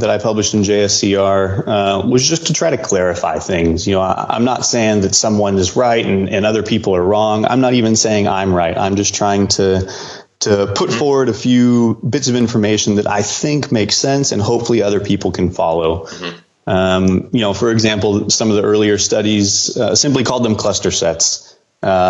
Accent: Houston, Texas, United States; I'm from Houston

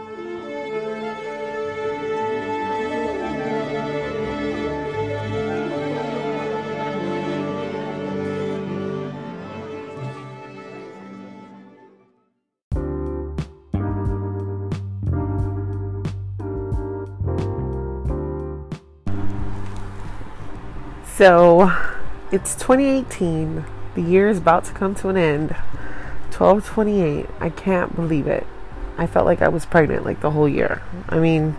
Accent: Miami, Florida, United States; first language Haitian Creole; I was raised in Miami

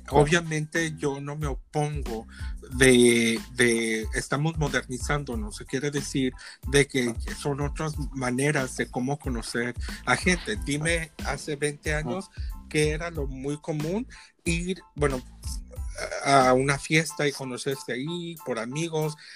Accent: Lompoc, California, United States; also born or lived in Tepatitlán, Jalisco, Mexico; now in Phoenix, United States; Me crié en California, en un lugar que se llama Lompoc, California, y está cerca de Santa Bárbara.

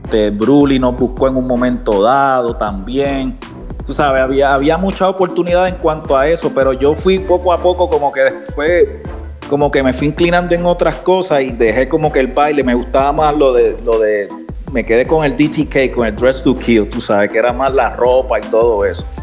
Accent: Puerto Rico; era el racismo que había en cuanto a nosotros como latinos, como puertorriqueños, como todos.

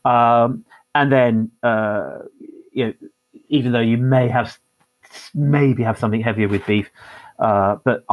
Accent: Farnham, South East England, United Kingdom; now in Plymouth, United Kingdom; I was born in Farnham in Surrey, and very much support Surrey.

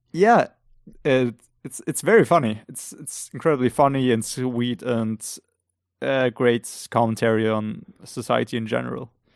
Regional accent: Austria; English is a second language; we're both from Austria

